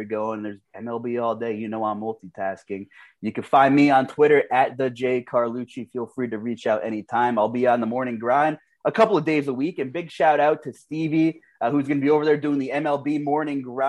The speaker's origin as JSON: {"language": "English", "area": "Long Island", "region": "New York", "country": "United States", "tie": "born or raised there", "also_born_or_lived": "Brooklyn, New York / Pennsylvania", "moved": "yes", "said": "I was born in Long Island"}